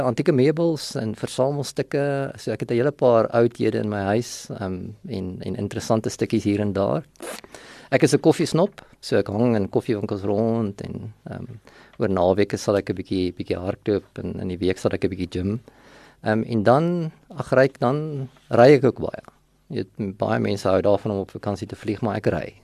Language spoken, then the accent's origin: Afrikaans; Vanderbijlpark, Gauteng, South Africa; also born or lived in Sasolburg, Free State / Potchefstroom; ek is in Sasselburg gebore. Ehm um, en het daar vir 'n rukkie skool gegaan en toe trek ons net oorkant die Vaalrivier na van 'n byl toe. En daar het ek my laerskool loopbaan voltooi, hoërskool loopbaan voltooi